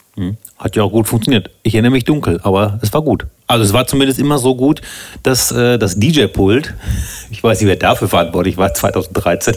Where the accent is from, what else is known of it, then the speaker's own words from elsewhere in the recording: Soest, North Rhine-Westphalia, Germany; ich komme ja aus Soest und nicht Söst